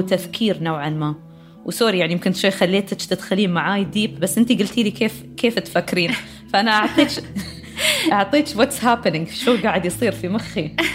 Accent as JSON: {"language": "Arabic", "country": "United Arab Emirates", "said": "عندنا إحنا بر، آه، المرموم في دبي"}